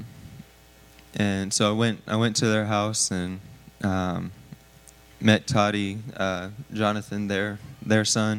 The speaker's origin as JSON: {"language": "English", "town": "San Antonio", "region": "Texas", "country": "United States", "tie": "born or raised there", "also_born_or_lived": "Converse, Texas", "said": "I was born in San Antonio, so I'm not super far from home"}